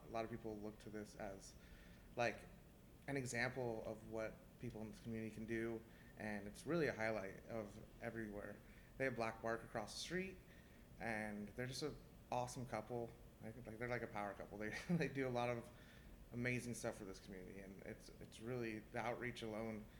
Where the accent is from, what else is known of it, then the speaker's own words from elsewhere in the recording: Manteca, California, United States; I grew up in Manteca, California. It's about an hour and 15 minutes east of here, some of the best soil in the world.